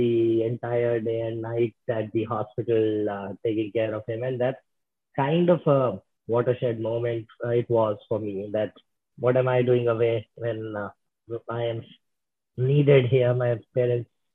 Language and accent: English; Delhi, India; moved away as an adult; also born or lived in Stanford, United States; So I grew up in Delhi, West Delhi, to be precise